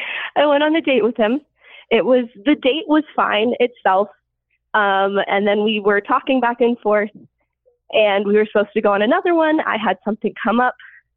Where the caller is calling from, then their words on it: Oklahoma, United States; I am 24, and I am calling from Oklahoma.